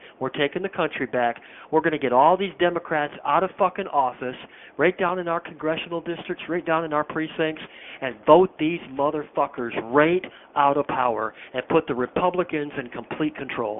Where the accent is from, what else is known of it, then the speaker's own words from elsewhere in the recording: Michigan, United States; I mean, being from Michigan, it's my home state. I grew up here